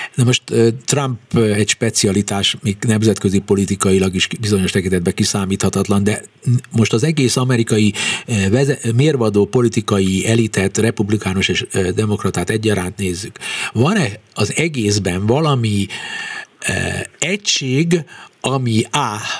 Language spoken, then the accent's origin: Hungarian; Hungary; magyarok vagyunk